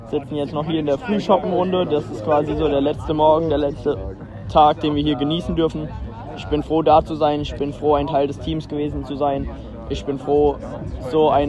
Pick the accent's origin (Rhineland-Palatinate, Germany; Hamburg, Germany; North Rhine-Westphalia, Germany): Rhineland-Palatinate, Germany; wie wir hier als ähm, Pfälzer